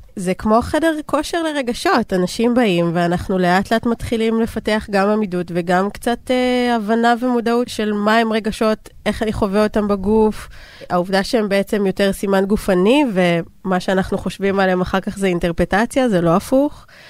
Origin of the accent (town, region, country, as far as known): Israel